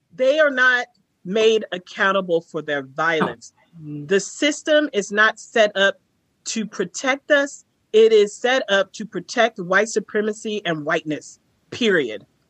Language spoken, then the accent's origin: English; Texas, United States; I'm a nigger from Texas